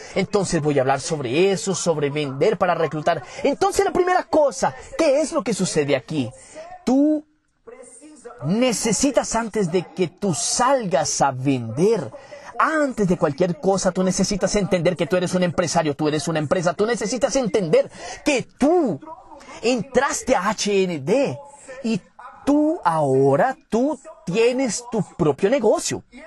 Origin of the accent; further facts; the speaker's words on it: Caruaru, Pernambuco, Brazil; yo soy natural de Caruaru, Pernambuco